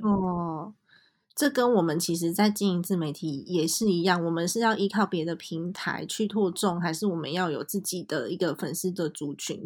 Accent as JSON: {"language": "Chinese", "region": "Taipei", "country": "Taiwan", "tie": "born or raised there", "said": "因为我其实在台北长大，然后我台语也讲得烂"}